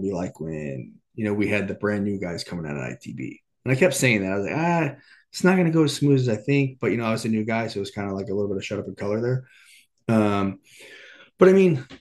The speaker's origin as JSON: {"language": "English", "town": "Corona", "region": "California", "country": "United States", "tie": "born or raised there", "said": "I grew up in Southern California, you know, in Corona"}